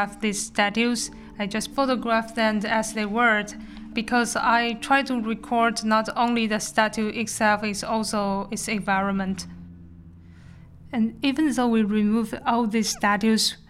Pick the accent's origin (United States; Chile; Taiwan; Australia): Taiwan; moved away as an adult; now in Netherlands; I'm from Taiwan.